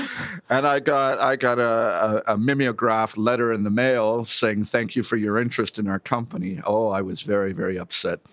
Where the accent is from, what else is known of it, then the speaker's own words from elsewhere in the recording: Toronto, Ontario, Canada; moved away as an adult; I was born here in Toronto